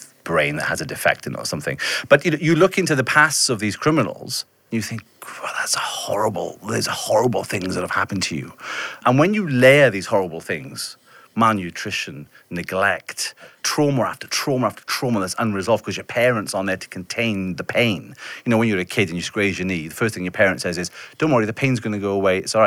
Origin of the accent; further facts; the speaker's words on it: Welsh town, Wales, United Kingdom; my experience growing up in a very white Welsh town